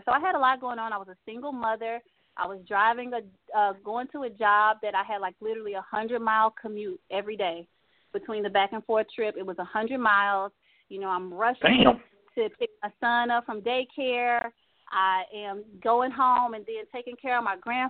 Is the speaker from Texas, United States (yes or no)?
yes; Texas, United States; I'm from Texas